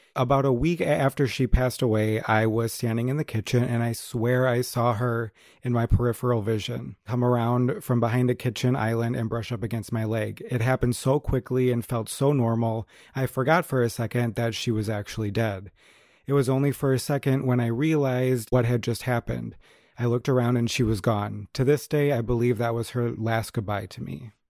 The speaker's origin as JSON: {"language": "English", "region": "Wisconsin", "country": "United States", "tie": "born or raised there", "said": "where I grew up"}